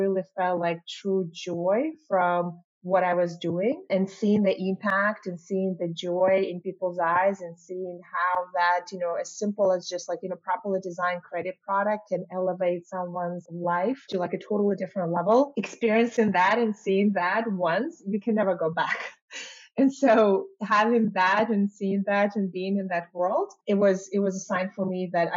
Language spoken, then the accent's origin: English; Belarus; moved away as an adult; now in United States; I was born and raised in Belarus.